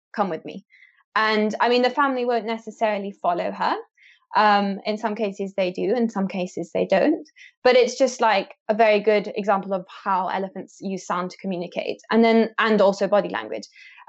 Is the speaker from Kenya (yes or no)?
yes; Kenya; I was born and raised in Kenya, where my parents studied and continue to study elephant communication and behavior.